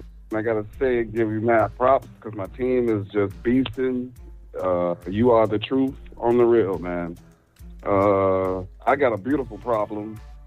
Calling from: Chicago, Illinois, United States

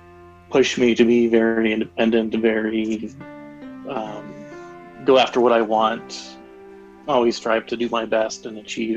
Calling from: Denver, Colorado, United States; I'm calling from Denver, Colorado.

